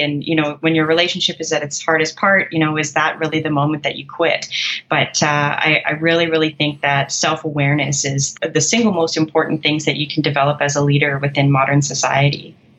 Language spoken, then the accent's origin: English; Canada; I'm a Canadian, I use kilometers.